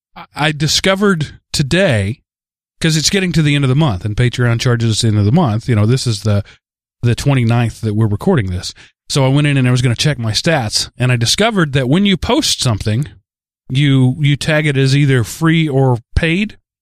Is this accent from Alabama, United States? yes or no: no; forty miles from Paris, Texas, United States; I grew up forty miles from Paris, Texas